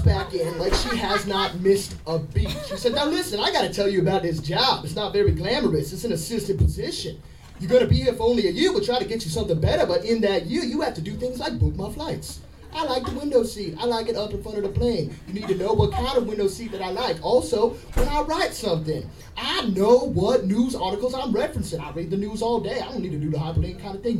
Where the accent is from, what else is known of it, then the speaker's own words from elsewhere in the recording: Texas, United States; I'm from Texas